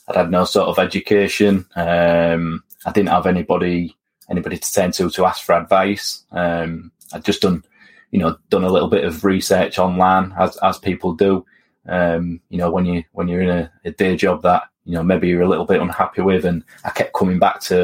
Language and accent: English; Hull, Yorkshire and the Humber, United Kingdom; moved away as an adult; also born or lived in Aberdeen; I was born and raised on the Preston Road Council Estate in Hull, which is in East Yorkshire